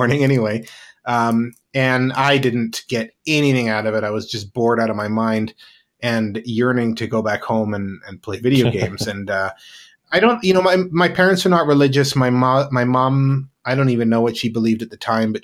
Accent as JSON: {"language": "English", "town": "Penticton", "region": "British Columbia", "country": "Canada", "tie": "born or raised there", "said": "I grew up in British Columbia, Canada, in a small city, sort of in the interior of BC, called Penticton"}